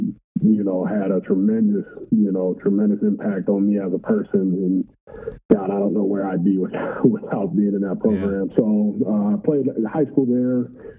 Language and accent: English; Vallejo, California, United States; also born or lived in San Diego; my hometown where I grew up in Vallejo